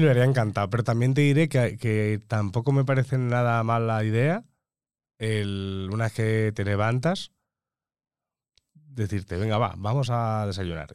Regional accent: Majorca, Balearic Islands, Spain; yo como mallorquín y mediterráneo

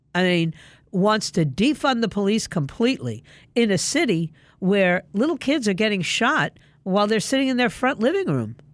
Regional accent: New York City, New York, United States; moved away as an adult; I grew up in New York City

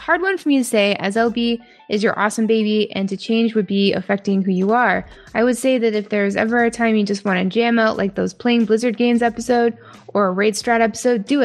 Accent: Canada; accent: Canadian; moved away; I do say a boot sometimes. My mom's coming to visit in a few weeks, so expect my accent to spike up again. And I am going to be visiting home sometime within the next few months

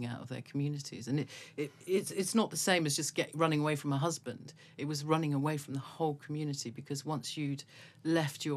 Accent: London, United Kingdom; coming from London, where it was even then so multicultural

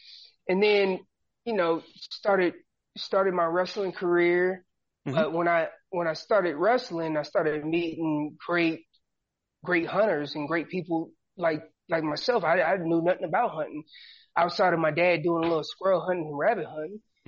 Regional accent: Hillsborough, North Carolina, United States; also born or lived in Killeen, Texas; Killeen, Texas is where I was born, but I was raised in North Carolina.

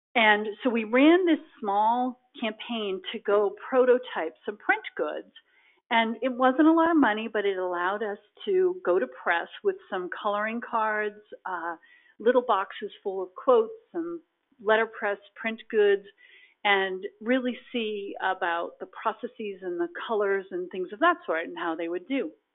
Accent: Boston, Massachusetts, United States; I grew up in the Boston area

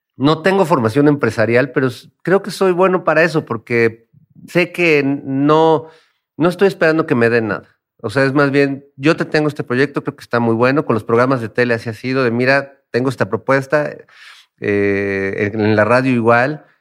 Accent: Mexico City, Mexico; todo lo que hemos vivido también como mexicanos y como habitantes de la Ciudad de México

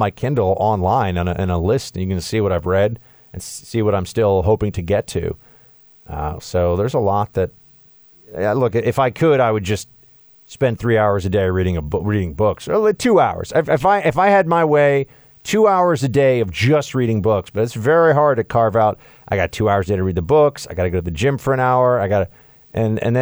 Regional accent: New York, United States; I'm from New York

